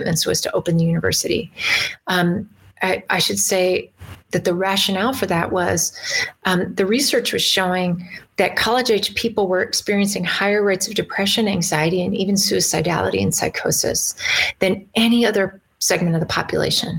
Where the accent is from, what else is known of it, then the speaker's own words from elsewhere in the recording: Green River, Wyoming, United States; now in Idaho, United States; I grew up in Green River